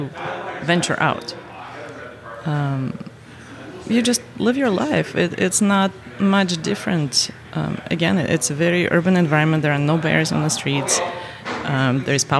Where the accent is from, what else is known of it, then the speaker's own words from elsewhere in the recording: Siberia, Russia; moved away as an adult; now in St. Louis, United States; I grew up in Russia, in Siberia, which is about 12 time zones away